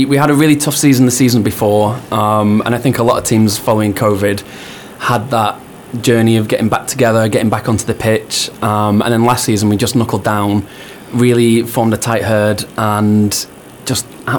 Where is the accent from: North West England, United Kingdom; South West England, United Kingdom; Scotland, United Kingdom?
North West England, United Kingdom; Manchester; I'm from Manchester, so they played rugby league a lot